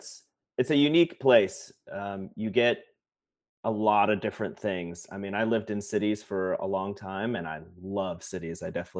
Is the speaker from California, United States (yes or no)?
no; North Carolina, United States; I'm from the States. I grew up in North Carolina.